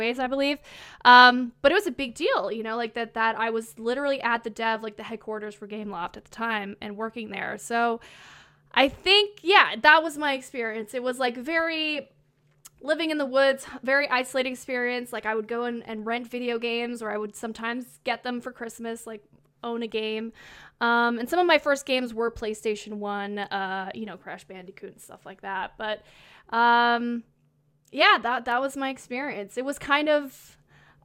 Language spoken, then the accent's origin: English; Laurentians, Quebec, Canada; moved away; I grew up in a very small town. It's in the Laurentians part of Quebec